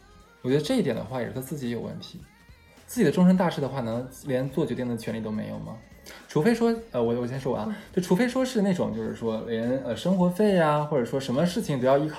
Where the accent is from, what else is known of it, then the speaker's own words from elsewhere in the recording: North China, China; 可能一是因为我们是北方人嘛，北方人本来就相对来说比较比较大方一点，